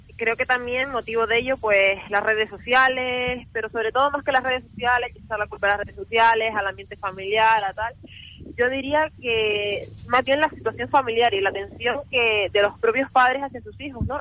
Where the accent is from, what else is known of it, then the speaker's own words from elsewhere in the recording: Canary Islands, Spain; nuestras islas